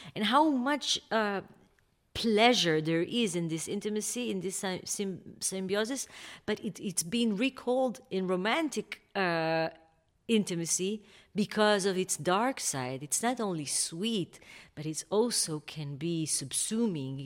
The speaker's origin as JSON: {"language": "English", "town": "Kfar Saba", "region": "Central District", "country": "Israel", "tie": "born or raised there", "said": "I grew up in Kfar Saba, which is a small town in the north of Tel Aviv."}